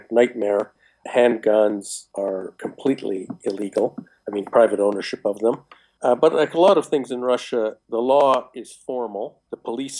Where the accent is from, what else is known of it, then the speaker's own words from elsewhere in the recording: Canada; I'm personally Canadian